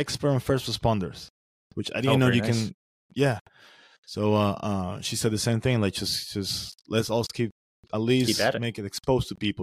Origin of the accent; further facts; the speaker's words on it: Venezuela; moved away; I'm from Venezuela originally. That's why I got a sexy accent.